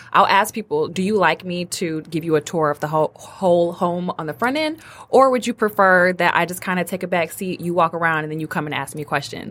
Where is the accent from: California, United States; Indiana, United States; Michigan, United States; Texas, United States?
Michigan, United States; Detroit; moved away as an adult; also born or lived in Ann Arbor, Michigan; now in Royal Oak, United States; I'm from Detroit, born and raised on the west